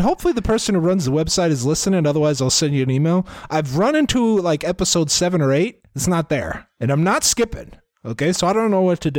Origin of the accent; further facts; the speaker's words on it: Iowa, United States; we're from Iowa